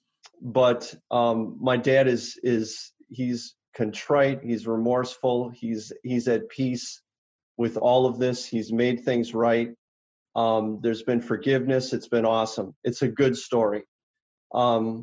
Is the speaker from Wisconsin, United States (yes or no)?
yes; Oconomowoc, Wisconsin, United States; I grew up in Oconomowoc